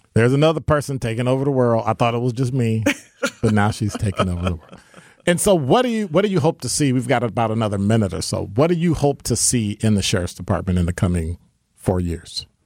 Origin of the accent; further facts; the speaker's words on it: Chicago, Illinois, United States; now in Milwaukee, United States; growing up in Chicago